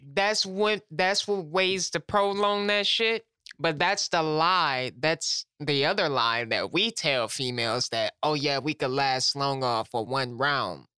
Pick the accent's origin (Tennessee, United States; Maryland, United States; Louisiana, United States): Louisiana, United States; I'm from Louisiana